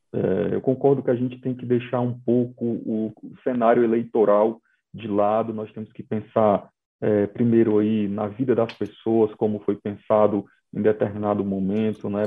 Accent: Ceará, Brazil; moved away; lá no meu estado de origem, o Ceará

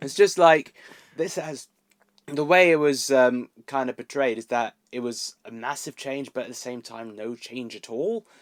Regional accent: Milton Keynes, South East England, United Kingdom; in Milton Keynes, uh, my hometown

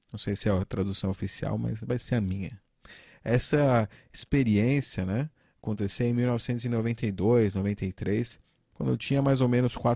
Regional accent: Turkey; Portuguese is a second language; Eu nasci e fui criado na Turquia. A Turquia é um país muito inflacionário, né?

